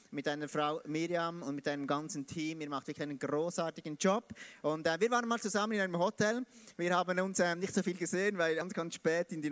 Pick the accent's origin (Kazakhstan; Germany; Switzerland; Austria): Switzerland; Biel, Bern; Ich komme aus, aus Biel, Biel in der Schweiz. Und ich versuche heute Hochdeutsch zu, zu sprechen, wie es eben ein Schweizer sprechen kann.